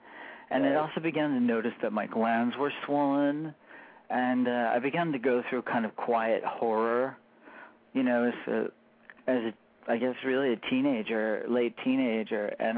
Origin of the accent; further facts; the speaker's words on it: Michigan, United States; also born or lived in Florida / Colorado; essentially, I grew up in Michigan, and in between Michigan and Florida, and then my father moved us to Colorado because that was his dream world.